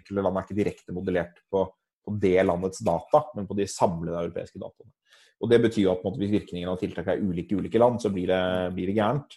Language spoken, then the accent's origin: Norwegian; Norway; Norge er jo et land hvor vi er, vi er vant til å tenke på selv som en, et relativt enhetlig land